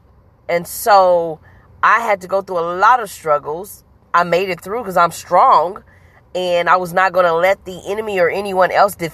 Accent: Huntsville, Alabama, United States; also born or lived in Kansas City, Missouri; now in St. Louis, United States; I am originally from Huntsville, Alabama, by way of Kansas City, Missouri, now living in St. Louis, Missouri

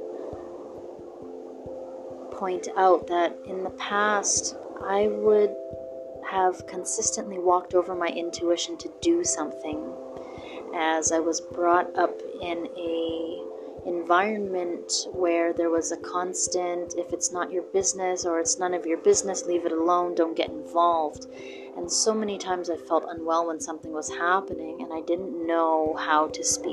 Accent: Canada; to my people and to my home country

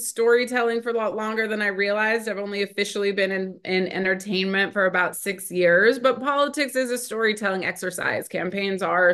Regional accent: Ohio, United States; I grew up in Ohio

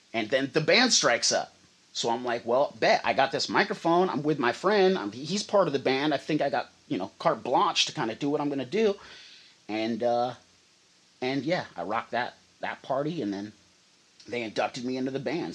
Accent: Redway, California, United States; the Melody Trailer Park in Redway, where we're where I'm from, born and raised, my hometown

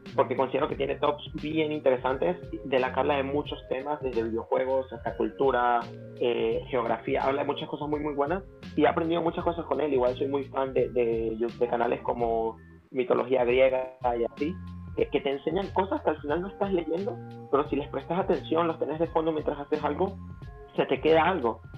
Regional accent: Venezuela; now in El Salvador; soy venezolano, pero a nivel de freestyle prácticamente me he criado en la escena salvadoreña

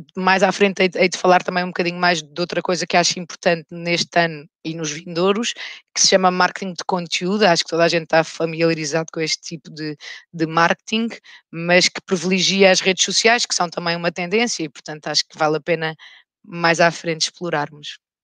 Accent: Alentejo, Portugal; also born or lived in Rio de Janeiro, Brazil; now in Lisbon, Portugal; fui criada num meio rural, no Alentejo

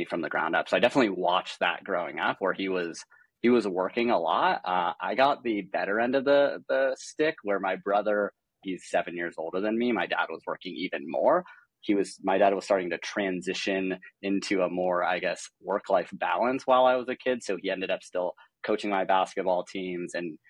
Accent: Los Angeles, California, United States; also born or lived in Santa Barbara, California / Seattle, Washington; I grew up in Los Angeles, greater LA area

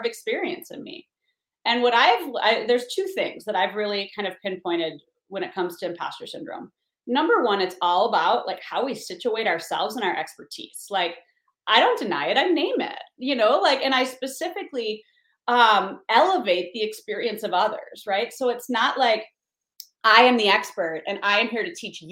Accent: Beloit, Wisconsin, United States; moved away; Beloit, Wisconsin, my hometown

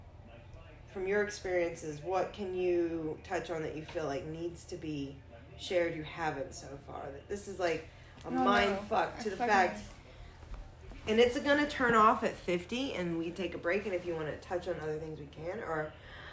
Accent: the South, United States; now in Colorado, United States; As someone from the South, and I'm from the South as well

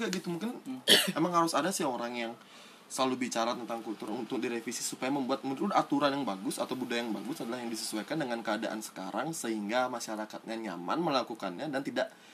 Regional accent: Denpasar, Bali, Indonesia; aku uh, lahir di Denpasar kota besar dan tumbuh kembangku menuju dewasa ini di lingkungan perumahan yang plural sekali

